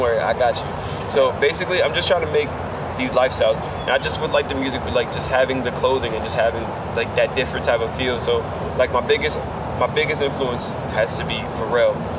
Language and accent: English; Reading, Pennsylvania, United States; moved away as an adult; also born or lived in New York; now in Orlando, United States; I'm an artist from Reading, Pennsylvania. Uh, based out here in Orlando, Florida.